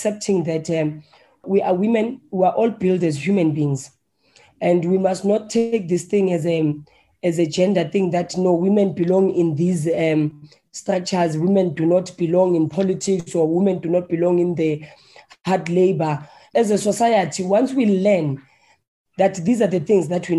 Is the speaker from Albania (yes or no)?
no; Johannesburg, Gauteng, South Africa; Firstly, I'm a Soweto girl. Yeah, I come from White City